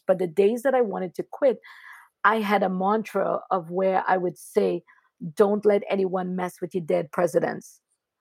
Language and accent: English; Trinidad & Tobago; moved away; I grew up really poor in Trinidad and Tobago and being an immigrant.